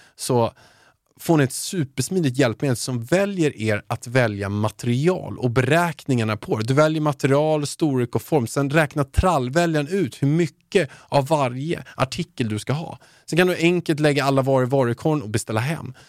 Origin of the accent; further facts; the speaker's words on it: Haninge, Stockholm County, Sweden; jag kommer från Haninge.